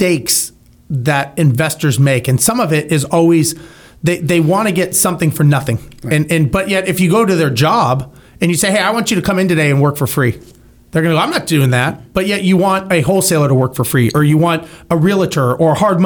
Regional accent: Los Angeles, California, United States; I grew up in Los Angeles

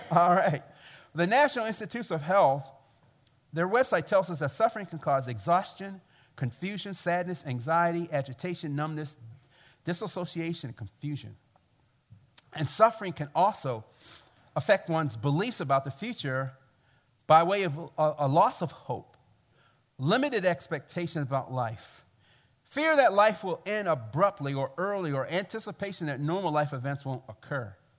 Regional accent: Baltimore, Maryland, United States; I come from Baltimore, and I come from the black church experience

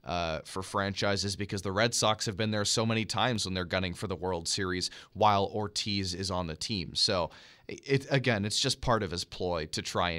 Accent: Canada; as Canadian as it comes, I guess, Dante.

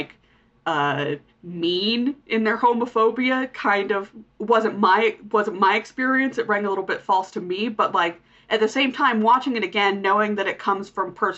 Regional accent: Utah, United States; growing up in Utah

